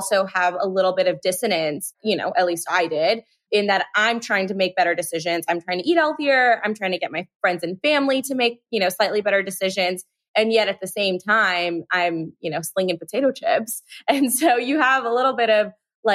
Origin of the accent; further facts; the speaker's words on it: Euless, Texas, United States; also born or lived in Chicago, Illinois; we moved from Chicago to Texas and lived in this small town called Euless